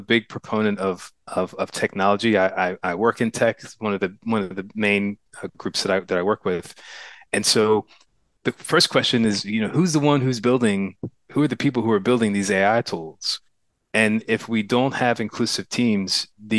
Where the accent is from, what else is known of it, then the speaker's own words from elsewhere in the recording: New Jersey, United States; moved away as an adult; also born or lived in Pittsburgh, Pennsylvania; now in Oakland, United States; So I was actually born in Pittsburgh, but we moved to Jersey when I was like 3 years old. So I don't have any memories of there. So I consider myself to be a Jersey boy too.